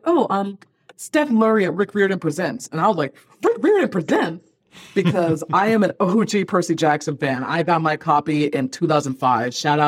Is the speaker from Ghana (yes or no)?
yes; Ghana; born there; I was born in Ghana, so I have a lot of connections to the culture and the country.